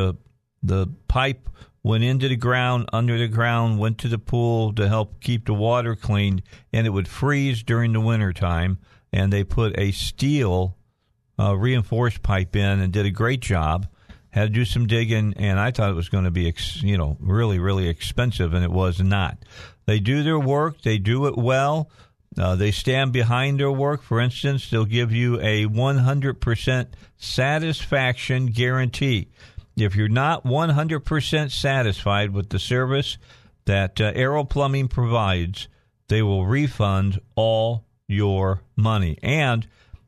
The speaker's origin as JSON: {"language": "English", "area": "outside of Chicago", "region": "Illinois", "country": "United States", "tie": "born or raised there", "moved": "yes", "lives_now": "Arkansas, United States", "said": "I was growing up outside of Chicago"}